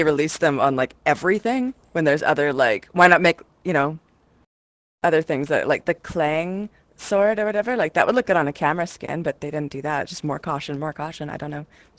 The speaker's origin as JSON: {"language": "English", "country": "Canada", "said": "for me being Canadian"}